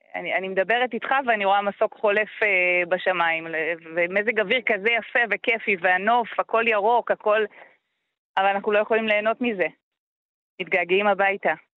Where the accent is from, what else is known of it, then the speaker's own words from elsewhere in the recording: Metula, Northern District, Israel; אני נולדתי, גדלתי במטולה